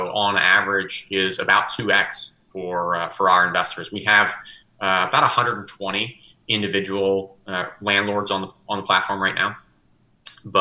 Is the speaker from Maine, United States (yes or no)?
no; New Orleans, Louisiana, United States; moved away as an adult; now in Atlanta, United States; I was born and bred in New Orleans, so I'm still a Saints fan, even though I've been in Atlanta more than 20 years now